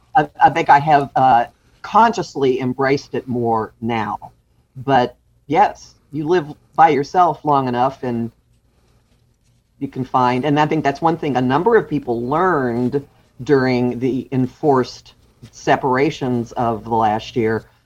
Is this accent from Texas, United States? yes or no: yes; Dallas, Texas, United States; moved away as an adult; also born or lived in Austin / Houston / New York City; now in New Jersey, United States; I grew up in Dallas. Uh, my father was a, a university professor. So I grew up in Dallas and I went to college in Dallas.